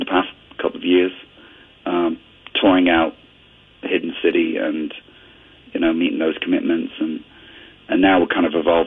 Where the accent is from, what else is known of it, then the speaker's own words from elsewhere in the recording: Ontario, Canada; also born or lived in northwestern Europe; growing up in Canada, I immigrated to Canada when I was 11